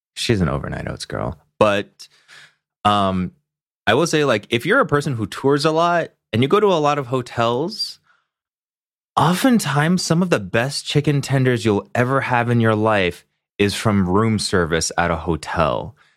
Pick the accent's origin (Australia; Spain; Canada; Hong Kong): Hong Kong; now in Los Angeles, United States; I grew up in Hong Kong